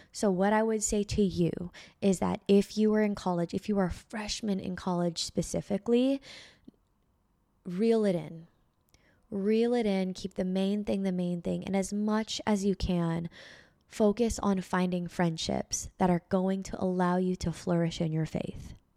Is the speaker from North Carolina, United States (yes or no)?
no; Bay Area, California, United States; moved away; also born or lived in Reno, Nevada; from my hometown to my college, from the Bay Area to Reno, Nevada